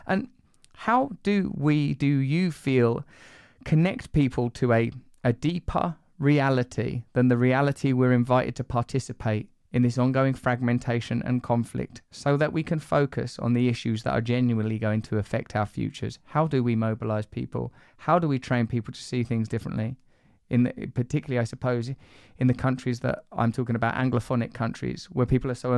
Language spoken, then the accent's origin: English; England, United Kingdom; I'm in a Western country, I'm English